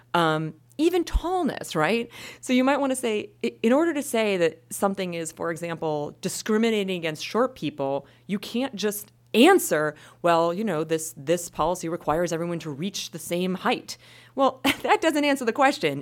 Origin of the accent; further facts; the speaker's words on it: Wisconsin, United States; I'm from Wisconsin